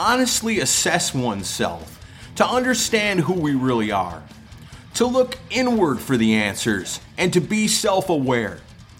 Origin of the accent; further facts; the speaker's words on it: Wisconsin, United States; It was icing on the cake later for me to find out the lead vocalist and frontman … grew up not too far from where I grew up in Wisconsin.